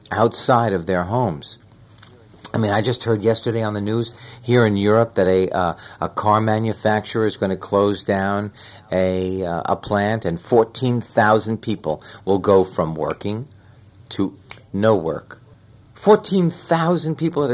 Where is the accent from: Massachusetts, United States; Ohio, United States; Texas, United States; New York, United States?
New York, United States; I was born and raised in New York.